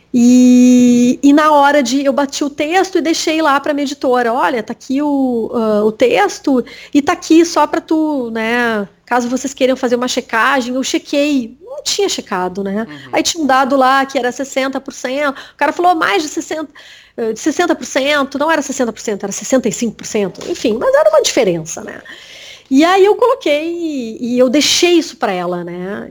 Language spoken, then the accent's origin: Portuguese; Bagé, Rio Grande do Sul, Brazil; Eu nasci em Bagé, né? Que é interior aqui do Rio Grande do Sul